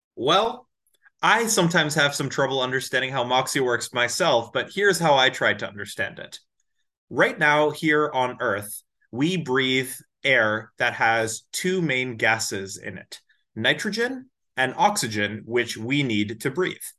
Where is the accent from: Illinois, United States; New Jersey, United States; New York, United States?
New Jersey, United States; Edison; moved away as an adult; also born or lived in Atlanta, Georgia; now in Massachusetts, United States; I grew up in Edison, New Jersey